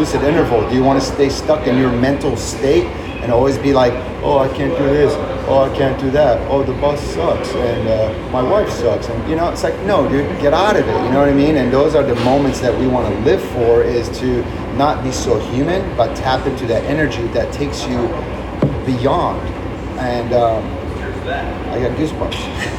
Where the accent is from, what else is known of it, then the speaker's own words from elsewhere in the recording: Beirut, Beirut Governorate, Lebanon; moved away; I'm an immigrant from Beirut, Lebanon, right? So we moved here and we didn't have any family.